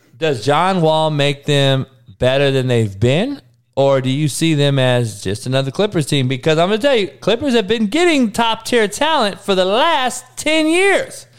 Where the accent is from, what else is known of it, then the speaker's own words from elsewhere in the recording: Los Angeles, California, United States; L A is my hometown